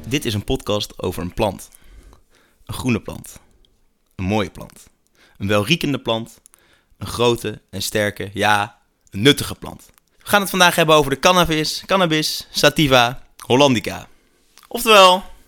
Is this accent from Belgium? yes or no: no; Netherlands; als Nederlander